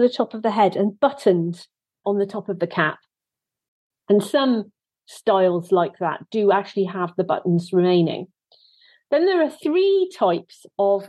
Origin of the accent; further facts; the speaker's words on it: Wales, United Kingdom; I am actually a Welsh person